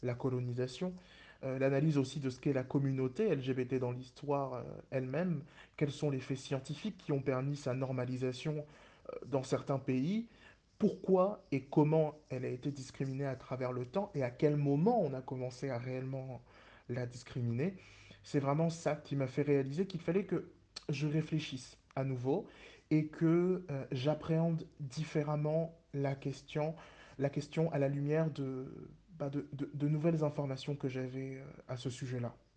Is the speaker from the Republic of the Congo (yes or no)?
yes; Pointe-Noire, Republic of the Congo; je suis originaire du Congo-Brazzaville particulièrement dans, la, ville de, de Pointe-Noire